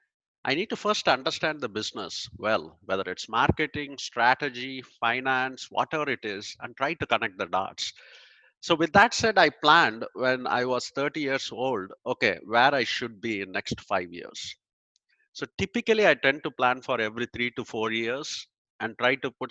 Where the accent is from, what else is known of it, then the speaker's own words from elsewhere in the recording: India; moved away as an adult; now in United States; I grew up in India and I moved here in 2000.